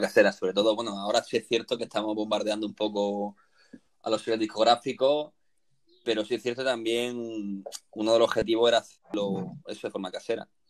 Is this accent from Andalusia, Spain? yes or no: yes; Granada, Andalusia, Spain; moved away as an adult; now in Málaga, Spain; soy natural de Granada, vine a Málaga por motivos laborales